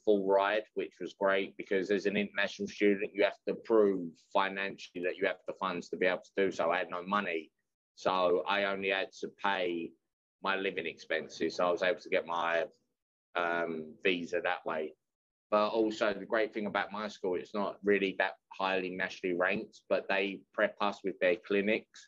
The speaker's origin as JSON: {"language": "English", "region": "England", "country": "United Kingdom", "also_born_or_lived": "Bethany, West Virginia / London", "moved": "yes", "said": "I'm from England"}